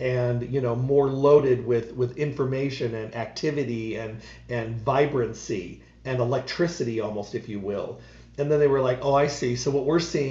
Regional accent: Midwest, United States; when I was a kid growing up in the Midwest

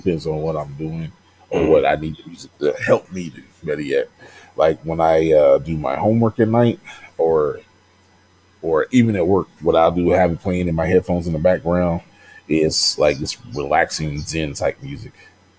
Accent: the South, United States; You know, I'm from the South, you know.

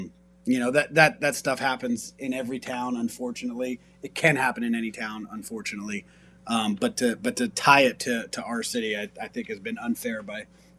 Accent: New Jersey, United States; moved away

